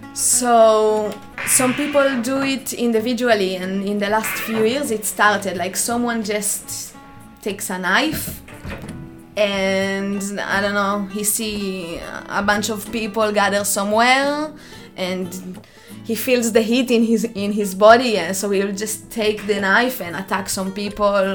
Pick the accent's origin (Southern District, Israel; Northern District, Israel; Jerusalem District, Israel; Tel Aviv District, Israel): Jerusalem District, Israel; near Jerusalem; moved away as an adult; I'm coming from Israel. I was born next to Jerusalem in a small village um, where I lived all my life until I was 18, 20, something.